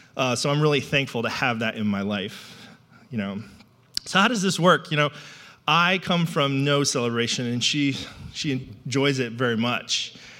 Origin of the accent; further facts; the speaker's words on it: New England, United States; I grew up in New England